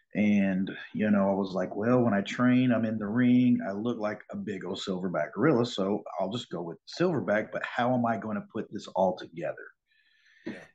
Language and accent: English; Springfield, Missouri, United States; I grew up here in Springfield. I was born here, and uh, went to school Central High School.